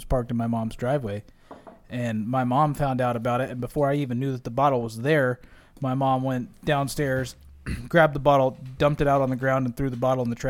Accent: Prescott, Arizona, United States; my hometown

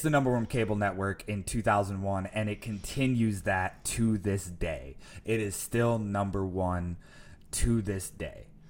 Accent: Grand Rapids, Michigan, United States; moved away as an adult; now in Chicago, United States; my hometown in, uh, Grand Rapids, just outside of Grand Rapids, Michigan

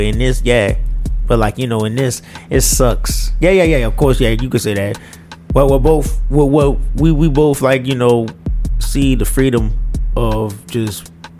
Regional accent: United States; as an American citizen

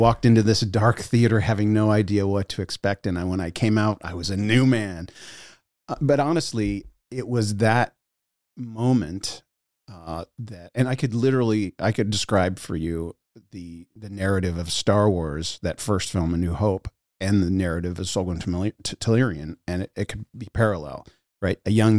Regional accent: United States; I grew up in the United States of America. And that's not a joke. Let me boil it down. I'll tell a couple quick anecdotes that will give you the idea. I moved more than 25 times

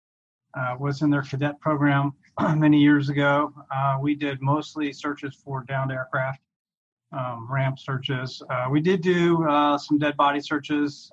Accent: Cincinnati, Ohio, United States; moved away as an adult; also born or lived in Seattle; I'm originally from Cincinnati

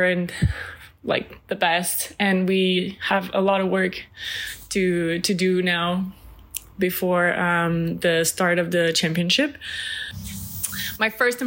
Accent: Repentigny, Quebec, Canada; moved away as an adult; now in Romania; I'm from Repentigny, Quebec

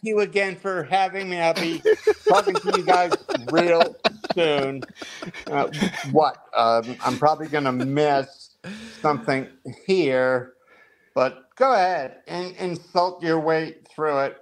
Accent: New Jersey, United States; We are from New Jersey

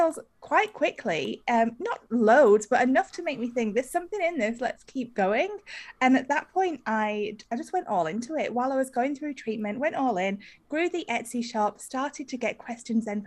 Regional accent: United Kingdom; moved away as an adult; now in Australia; I am British, although I live in Australia. I've been here for about 15 years.

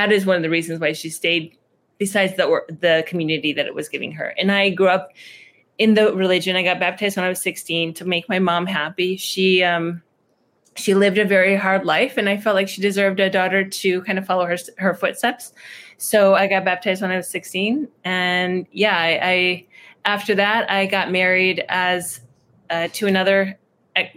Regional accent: a town right outside of Detroit, Michigan, United States; moved away as an adult; also born or lived in Iraq / Chicago; I was born in Iraq. My family came to America when I was 1.5, and I grew up in a town right outside of Detroit, Michigan

